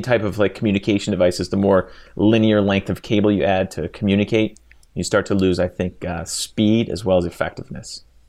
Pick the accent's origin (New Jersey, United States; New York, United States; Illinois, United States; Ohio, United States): Ohio, United States; Cleveland; In Cleveland, absolutely, my hometown.